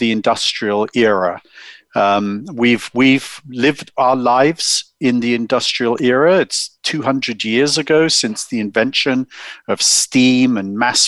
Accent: United Kingdom; accent: English; moved away as an adult; now in Silicon Valley, United States; I'm English, as you can tell. My wife and I grew up in the UK.

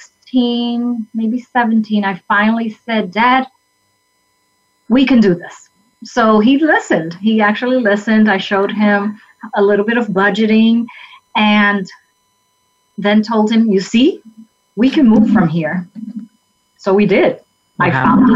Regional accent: New York City, New York, United States; I was born and raised in the South Bronx of New York

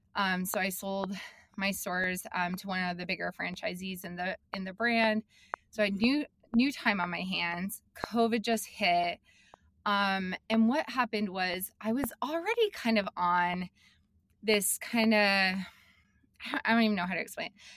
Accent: Billings, Montana, United States; also born or lived in Salt Lake City, Utah / Missoula, Montana; I'm from Montana. I grew up in Billings. Um, and I did. Like I moved to Montana when I was in fifth grade

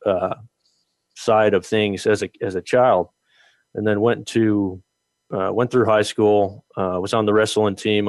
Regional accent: New Jersey, United States; I grew up in New Jersey and I did a lot of fishing

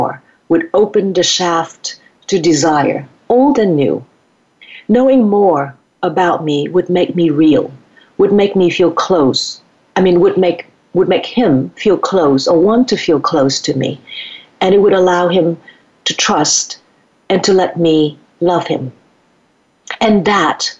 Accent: Vietnam; born or raised there; moved away

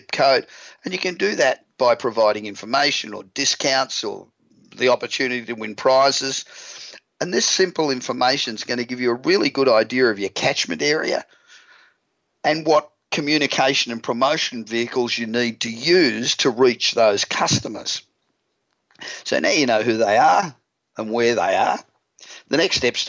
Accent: Australia; accent: Aussie; moved away as an adult; now in Los Angeles, United States; I'm from Australia, as you probably realised. I've been in Los Angeles now for 28 years, and I still sound like an Aussie

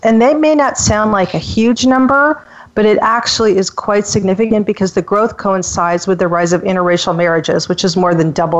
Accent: Phoenix, Arizona, United States; now in San Diego, United States; I'm in my mid-50s. I grew up in Phoenix and pretty much a white area with mostly white people.

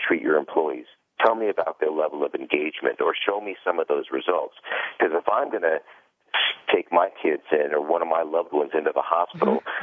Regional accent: Los Angeles, California, United States; I was born and raised in Los Angeles

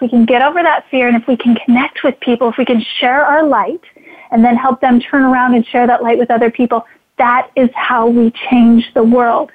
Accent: Idaho, United States; I'm from Idaho

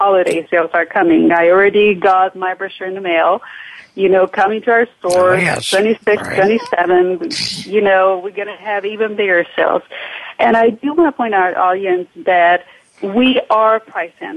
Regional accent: Transylvania, Romania; moved away as an adult; also born or lived in Fremont, United States; now in United States; I am a Hungarian from Transylvania

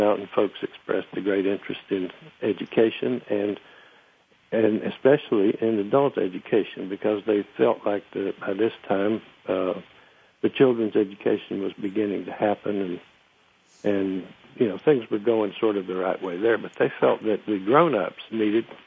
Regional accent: Murphy, North Carolina, United States; my hometown, Murphy

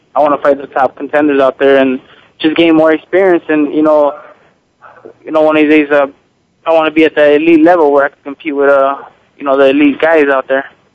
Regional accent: United States; i was from the United States

